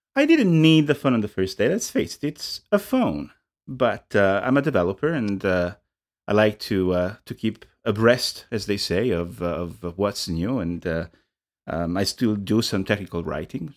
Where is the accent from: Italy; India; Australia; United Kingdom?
Italy; English is a second language; moved away; I'm from Italy. I grew up in Italy